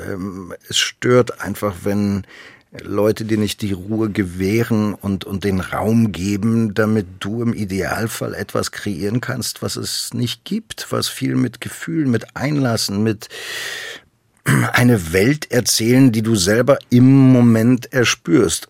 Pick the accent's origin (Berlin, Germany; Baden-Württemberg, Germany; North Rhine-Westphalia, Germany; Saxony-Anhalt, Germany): Berlin, Germany; ich komme ja aus Berlin